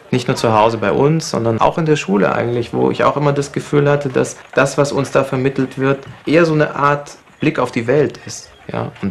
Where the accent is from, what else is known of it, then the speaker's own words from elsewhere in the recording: Germany; born there; also born or lived in Libya; also ich bin in Deutschland geboren und dann haben wir einige Jahre in Libyen gelebt und ich bin eigentlich ohne Fernsehen aufgewachsen.